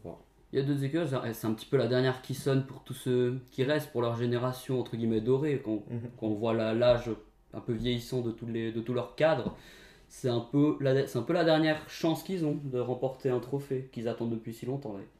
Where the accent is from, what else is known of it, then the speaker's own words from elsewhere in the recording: Portugal; En tant que Portugais, je sais